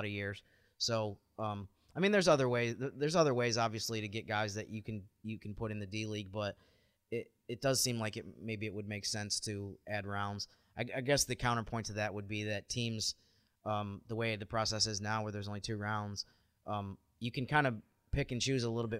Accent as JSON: {"language": "English", "town": "Rochester", "region": "New York", "country": "United States", "said": "I'm from Rochester, New York area"}